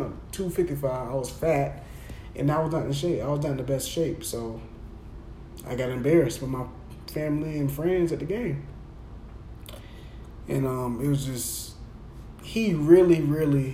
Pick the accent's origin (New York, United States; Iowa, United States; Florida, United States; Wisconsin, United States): Florida, United States; Jacksonville; I'm at my hometown school